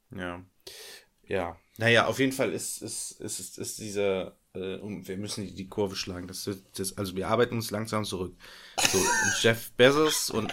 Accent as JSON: {"language": "German", "country": "Germany", "tie": "born or raised there", "said": "meine Heimat ist ja an der niederländischen Grenze"}